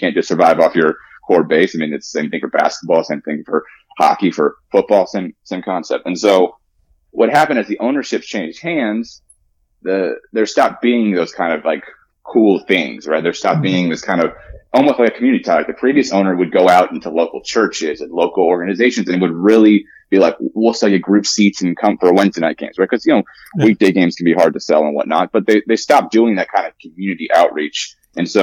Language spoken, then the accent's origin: English; Indianapolis, Indiana, United States; I'm from Indianapolis